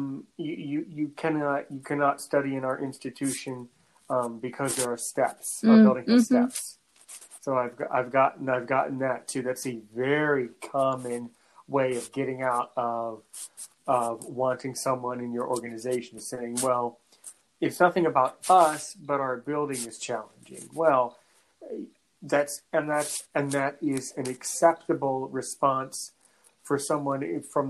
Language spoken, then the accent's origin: English; United States; I'm American